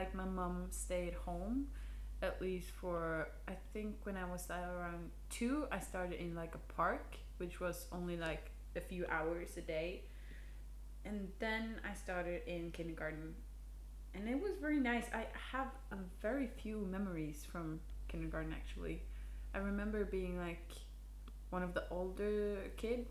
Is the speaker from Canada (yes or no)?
no; Norway; English is a second language; we're from Norway